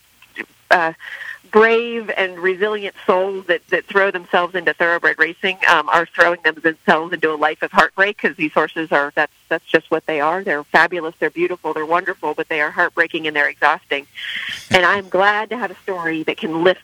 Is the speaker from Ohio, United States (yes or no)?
no; San Diego, California, United States; I'm from San Diego. So Del Mar was at my home track